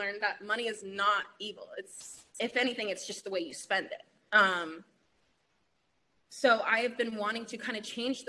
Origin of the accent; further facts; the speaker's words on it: Portland, United States; I'm from Portland and I grew up here